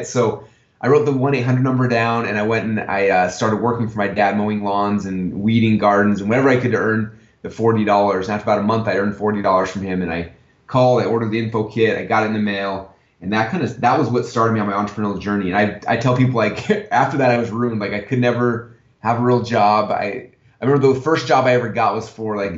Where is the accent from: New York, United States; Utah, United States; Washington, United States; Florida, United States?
Utah, United States; Sandy; moved away as an adult; now in Boise, United States; I grew up in Sandy, Utah